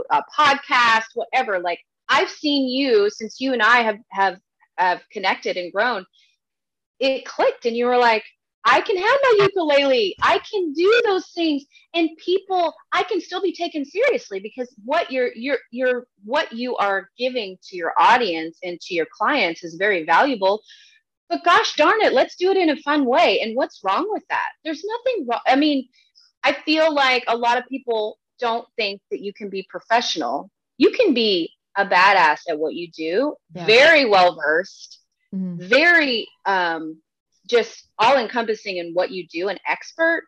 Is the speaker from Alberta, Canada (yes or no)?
yes; Calgary, Alberta, Canada; now in Texas, United States; I'm from Calgary, which they have the Stampede